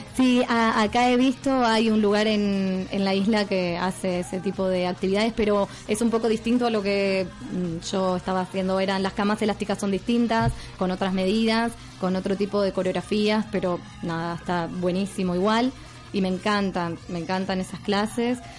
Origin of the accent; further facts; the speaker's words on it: Argentina; accent: español argentino; moved away as an adult; now in Mallorca, Spain; soy de Argentina y estoy radicada aquí en la isla hace un año.